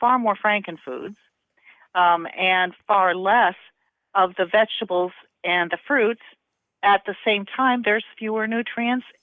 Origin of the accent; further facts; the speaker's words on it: Southern Indiana, United States; We didn't grow up in the South. We grew up in Southern Indiana